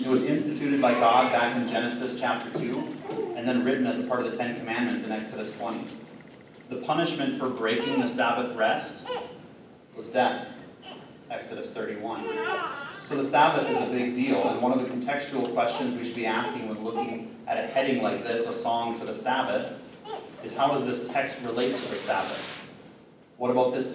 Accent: Midwest, United States; as a Midwesterner

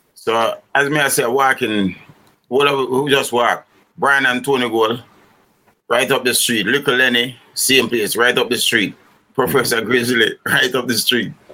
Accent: Kingston, Jamaica; also born or lived in Rockfort, Kingston / Rollington Town / Franklin Town; I grew up in um, East Kingston of Jamaica

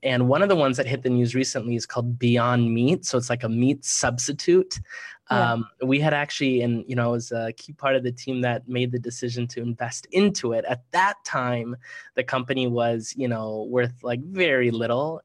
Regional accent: Minneapolis, Minnesota, United States; I grew up in Minneapolis, Minnesota

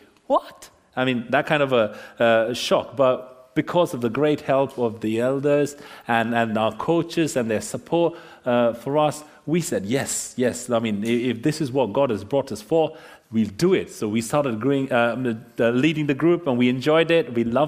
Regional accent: India; moved away; My wife and I, we came from India.

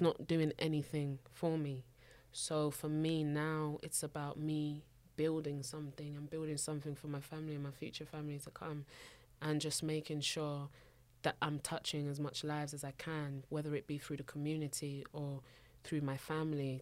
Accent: London, United Kingdom; also born or lived in Abuja, Nigeria; not only do I come from South London, hmm. I come from a Nigerian household. I, I was actually born in Nigeria.

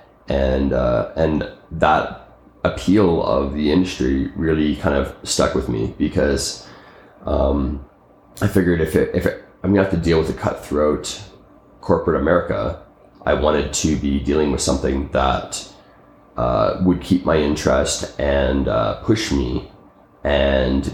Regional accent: Calgary, Alberta, Canada; originally, I'm from Calgary, Canada

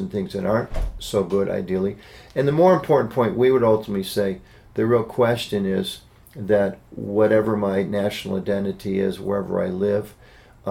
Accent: United States; As an American citizen

